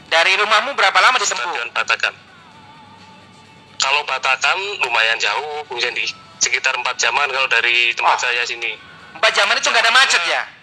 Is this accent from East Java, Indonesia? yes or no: yes; Surabaya, East Java, Indonesia; born there; now in Balikpapan, Indonesia; Kelahiran Surabaya.